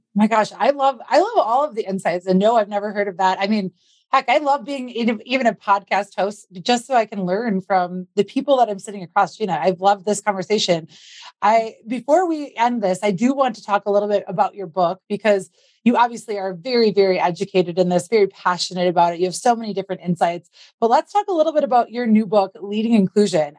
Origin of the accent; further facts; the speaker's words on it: Wisconsin, United States; I grew up in Wisconsin